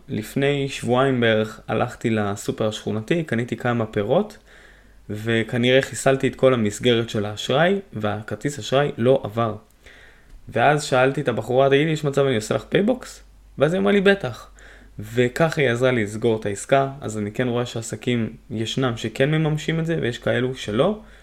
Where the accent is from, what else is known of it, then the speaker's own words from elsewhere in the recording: Haifa, Haifa District, Israel; moved away as an adult; now in Hadera, Israel; בין חיפה עיר מולדתי